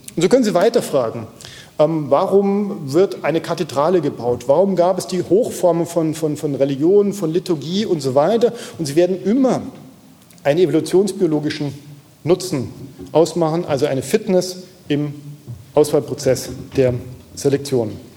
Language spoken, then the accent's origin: German; Aachen, North Rhine-Westphalia, Germany; ich komme aus der Nähe, also Aachen, ja, in weiterem Sinne Nähe von, vom, vom Neandertal